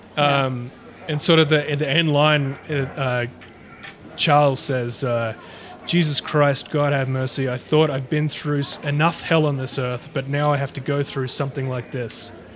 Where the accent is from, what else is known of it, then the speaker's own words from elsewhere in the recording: Australia; accent: Aussie; my Aussie accent